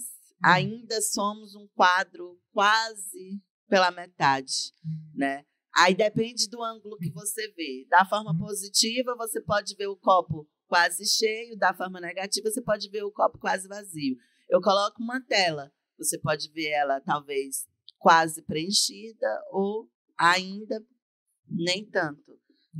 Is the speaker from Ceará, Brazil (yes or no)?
yes; Camocim, Ceará, Brazil; o sistema público de saúde camusinense me dar esse suporte sem eu ter que precisar de sair da minha cidade natal